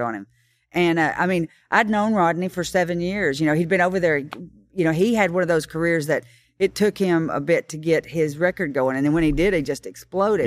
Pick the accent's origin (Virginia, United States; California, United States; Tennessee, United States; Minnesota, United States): Tennessee, United States; Kingston Springs; I grew up in Kingston Springs